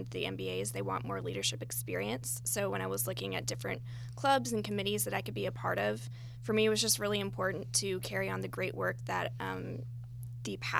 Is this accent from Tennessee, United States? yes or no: yes; Knoxville, Tennessee, United States; moved away as an adult; also born or lived in Bay Area, California; now in Atlanta, United States; I'm originally from Knoxville, Tennessee, and I spent the past 5 years in the Bay Area